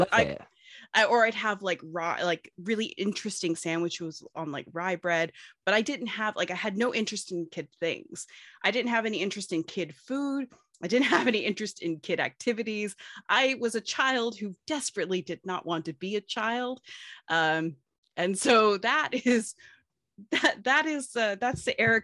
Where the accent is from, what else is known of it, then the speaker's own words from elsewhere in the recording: United States; I am an American.